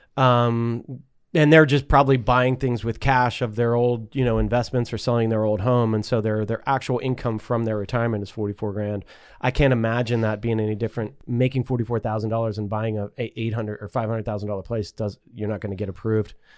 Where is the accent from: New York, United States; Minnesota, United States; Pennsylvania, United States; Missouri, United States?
Pennsylvania, United States; Pittsburgh; moved away; In my neighborhood where I grew up in Pleasant Hills